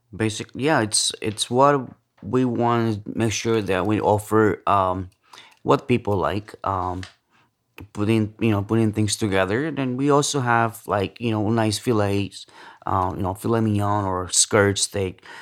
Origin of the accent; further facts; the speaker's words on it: central Mexico, Mexico; moved away; also born or lived in Los Angeles / Chicago / New York; I'm from Central Mexico, um, moved to L A, uh, back in the nineties, um, Chicago, uh, New York